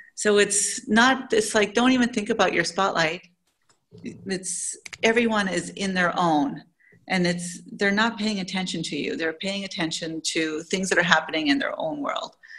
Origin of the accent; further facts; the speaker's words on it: Canada; moved away as an adult; now in Saudi Arabia; I'm originally from Canada, but I haven't lived in Canada maybe in 20 years